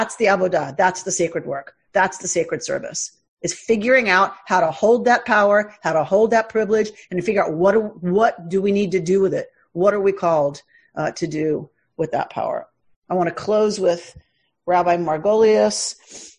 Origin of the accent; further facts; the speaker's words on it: United States; as Jews, as white American Jews